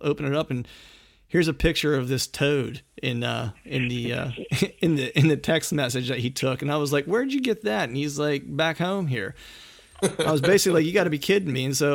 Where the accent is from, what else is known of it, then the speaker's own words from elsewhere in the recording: Bedford County, Pennsylvania, United States; I'm from Bedford County.